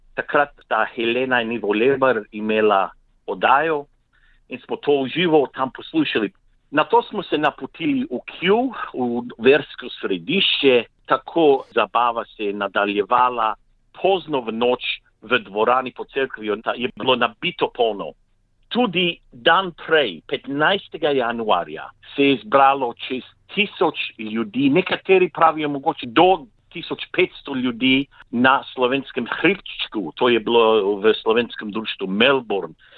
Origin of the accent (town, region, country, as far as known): Slovenia; also born or lived in Victoria, Australia; now in Australia